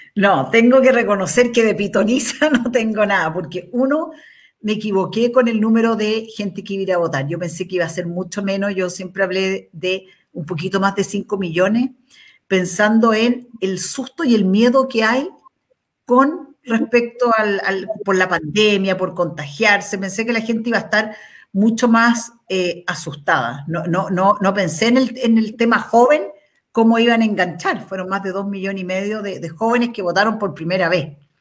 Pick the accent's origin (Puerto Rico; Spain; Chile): Chile; los 18 millones casi que somos de chilenos